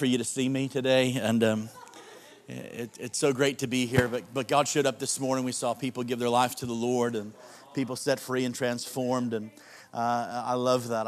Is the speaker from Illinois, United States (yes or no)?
yes; Chicago, Illinois, United States; moved away; I'm a suburbanite, but I grew up in Chicago